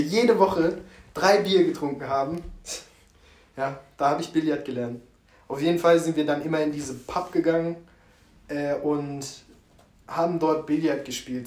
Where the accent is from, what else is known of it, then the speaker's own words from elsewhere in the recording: Karlsruhe, Baden-Württemberg, Germany; also born or lived in England; Karlsruhe ist meine Heimat und das sage ich auch einfach uneingeschränkt. Ja. So, ich bin hier geboren, aufgewachsen